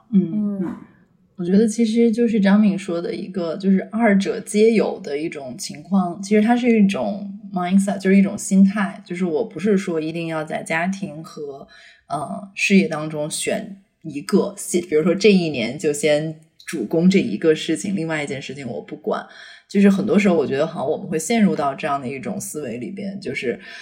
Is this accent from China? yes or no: yes; Beijing, China; moved away as an adult; also born or lived in Shanghai / United States; 我是北京人，然后我是十八岁去上海上的大学嘛